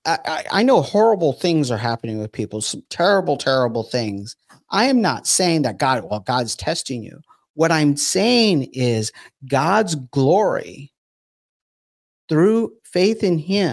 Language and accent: English; California, United States; I grew up in California.